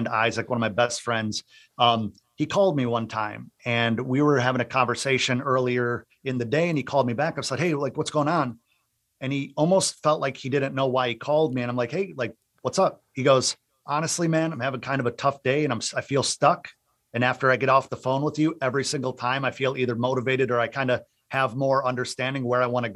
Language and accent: English; Central Wisconsin, United States; moved away as an adult; also born or lived in Central Florida; now in Florida, United States; I'm originally from Central Wisconsin, moved to Central Florida in 2007 to pursue a music career